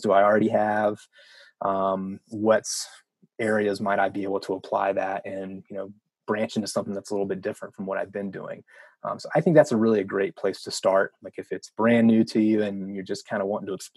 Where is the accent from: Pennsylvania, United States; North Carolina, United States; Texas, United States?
North Carolina, United States; moved away as an adult; also born or lived in Wyoming; I grew up in North Carolina, went to college there